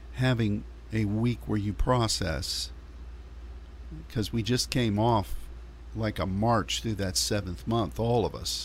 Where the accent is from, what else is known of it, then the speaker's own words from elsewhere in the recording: Pittsburgh, Pennsylvania, United States; my hometown mm-hmm. of Pittsburgh